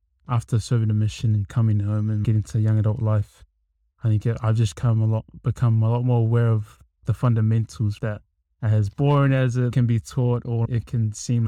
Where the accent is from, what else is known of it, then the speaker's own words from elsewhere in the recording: Auckland, New Zealand; also born or lived in Australia; I'm from Auckland, Central Auckland, born in Australia, but yeah, raised here